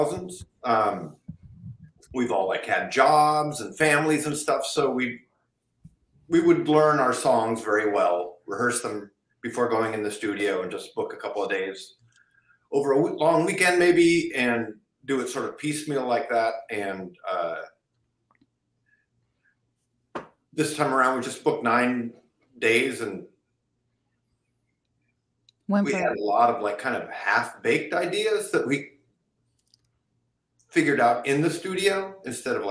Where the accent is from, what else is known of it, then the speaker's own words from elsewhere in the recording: Seattle, Washington, United States; I was just a kid growing up in the Seattle area